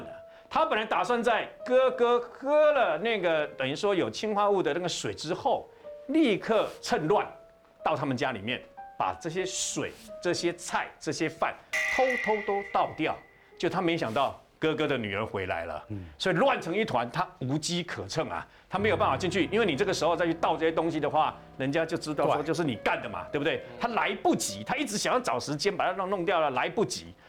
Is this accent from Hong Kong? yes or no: no; Taiwan; 我们台湾人有一个这样的一个习惯，父母就跟着儿子这样子住就对了啊。